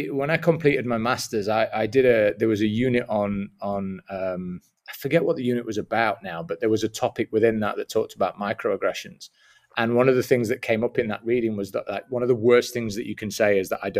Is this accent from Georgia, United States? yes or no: yes; Atlanta, Georgia, United States; I'm from Atlanta, if that if that's what you mean.